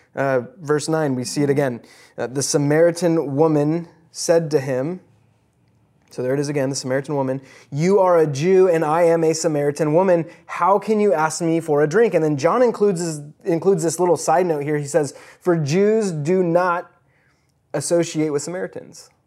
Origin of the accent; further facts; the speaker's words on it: Midwest, United States; I was born in the Midwest